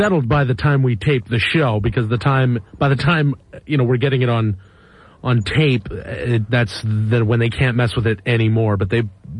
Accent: just outside of Vancouver, British Columbia, Canada; I'm, originally from just outside of Vancouver, British Columbia.

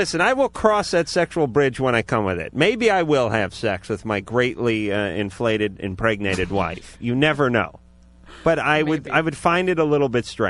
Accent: Los Angeles, California, United States; I was brought up in North Hollywood in the 70s.

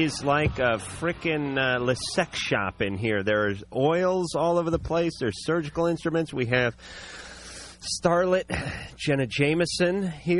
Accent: Los Angeles, California, United States; I was born and raised in North Hollywood, California, which would later become the porn capital of the world.

